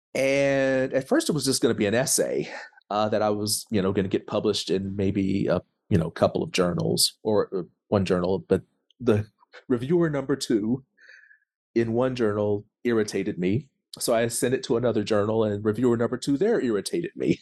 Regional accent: Tulsa, Oklahoma, United States; I am from Tulsa, Oklahoma

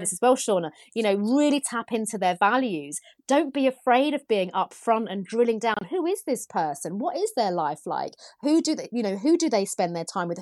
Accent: United Kingdom; being British

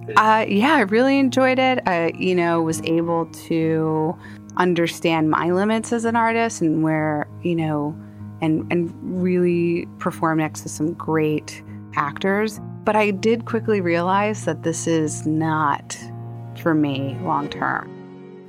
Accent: Elkins Park, Pennsylvania, United States; growing up in Elkins Park

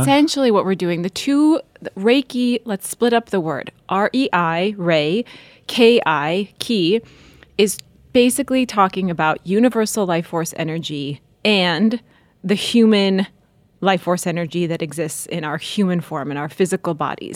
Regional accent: North Dakota, United States; moved away; also born or lived in Washington, D.C.; I grew up in North Dakota

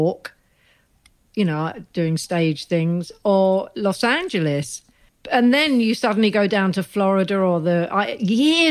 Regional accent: London, United Kingdom; I'm from Neasden

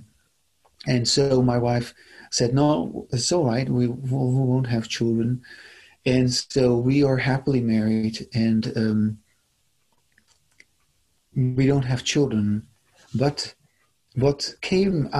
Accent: Netherlands; moved away as an adult; now in United States; I come originally from the Netherlands, and I immigrated to the United States in 1999.

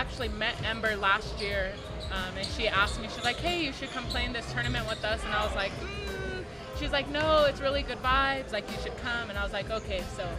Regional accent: Roswell, New Mexico, United States; I'm from Roswell, New Mexico.

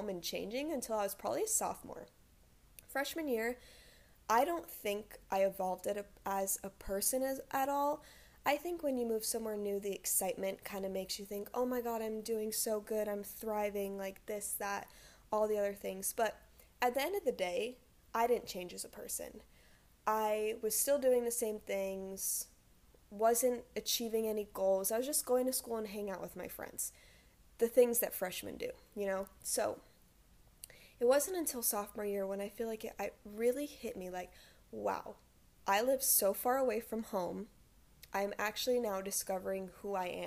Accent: Rhode Island, United States; moved away as an adult; now in Hawaii, United States; I'm from Rhode Island originally, which is the smallest state

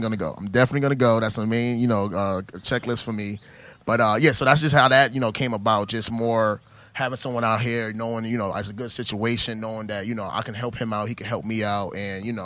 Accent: New York, United States; moved away as an adult; now in Texas, United States; I'm from New York, so born and raised

